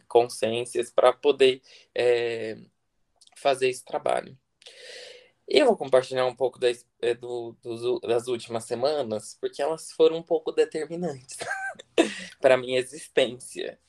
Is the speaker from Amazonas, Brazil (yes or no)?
no; interior of São Paulo, Brazil; also born or lived in Florianópolis; now in Brasília, Brazil; sou natural do interior de São Paulo, mas hoje eu moro aqui em Brasília. Morei seis anos em Florianópolis